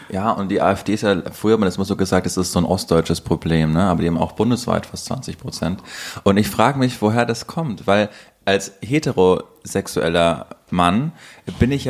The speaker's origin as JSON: {"language": "German", "region": "Thuringia", "country": "Germany", "said": "Ich komme aus Thüringen"}